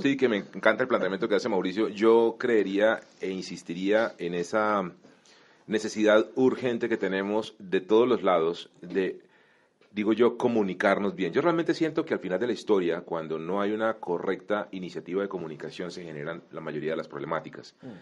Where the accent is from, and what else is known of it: Colombia